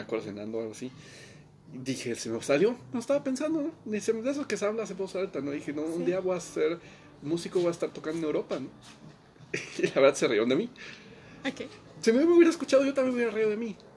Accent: Mexico; moved away as an adult; now in Austria; como músico mexicano en México

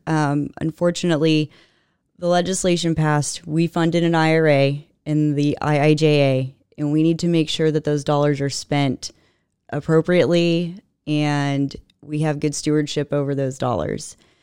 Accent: Katy, Texas, United States; I grew up in Katy proper

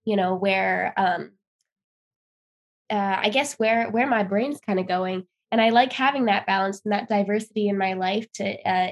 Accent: Irvine, California, United States; moved away; I am from Irvine, California, so it's in Orange County.

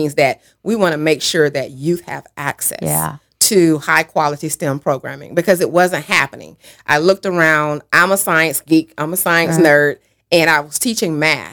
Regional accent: Sylvester, Georgia, United States; accent: Georgia drawl; moved away; I loved growing up in Sylvester, Georgia.

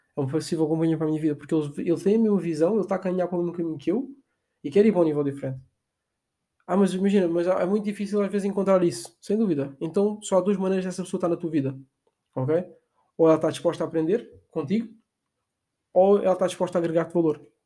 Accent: Portugal; nós fizemos muito aqui em Portugal

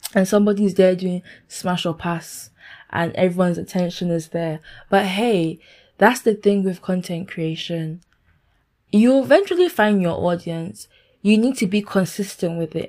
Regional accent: Ghana; now in London, United Kingdom; I i am a 22 year old lady who lives in London, United Kingdom. Um, I'm Ghanaian

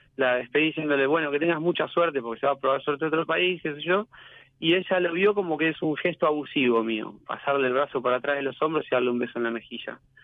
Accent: Quilmes, Buenos Aires Province, Argentina; now in Lavallol, Argentina; Vivo en Lavallol, pero bueno, vivo en Lavallol, pero soy de Quilmes

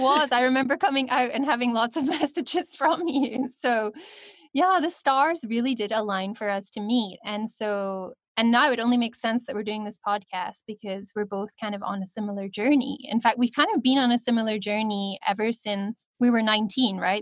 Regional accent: Scotland, United Kingdom; also born or lived in China; now in Cape Town, South Africa; I'm from Scotland, but currently living on my Venus line in Cape Town.

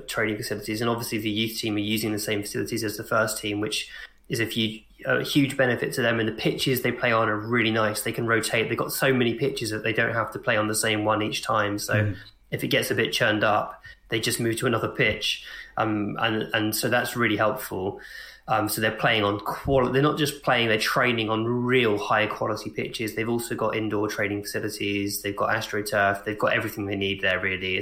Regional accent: Hemel Hempstead, East of England, United Kingdom; I grew up in Hemel Hempstead, which is a sort of suburban town just outside of London

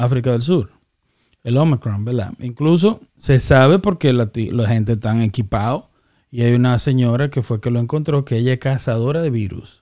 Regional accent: Dominican Republic; now in United States; creciendo en República Dominicana

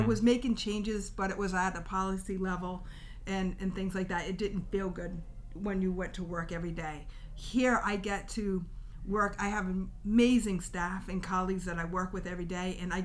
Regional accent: Rhode Island, United States; I'm from Rhode Island

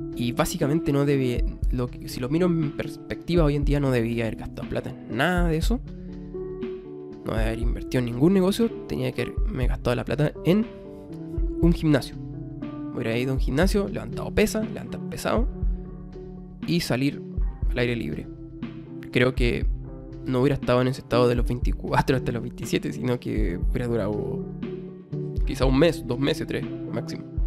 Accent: Chile; yo soy chileno, Chile, habrán cachado ahí mi, mi acento

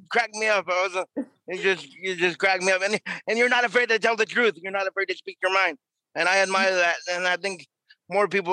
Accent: New York, United States; moved away; I'm from New York originally.

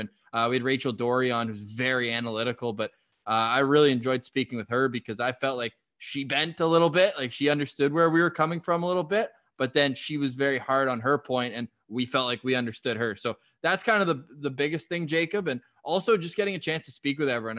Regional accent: Ottawa, Ontario, Canada; also born or lived in Toronto; born and raised Ottawa boy

